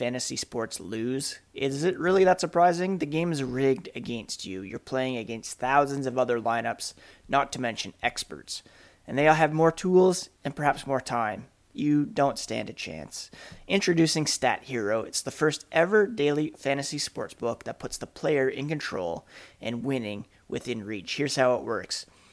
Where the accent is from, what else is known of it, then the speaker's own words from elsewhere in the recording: Ottawa, Ontario, Canada; I grew up in Ottawa